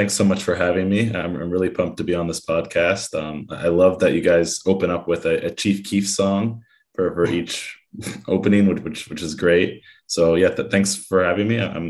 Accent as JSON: {"language": "English", "town": "Oakland", "region": "California", "country": "United States", "tie": "born or raised there", "said": "I grew up in Oakland, California."}